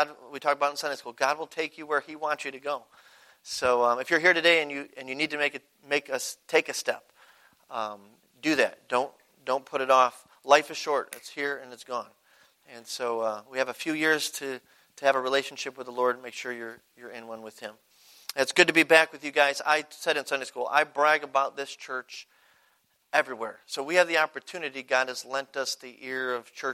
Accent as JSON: {"language": "English", "town": "Buffalo", "region": "New York", "country": "United States", "moved": "yes", "said": "we're from Buffalo"}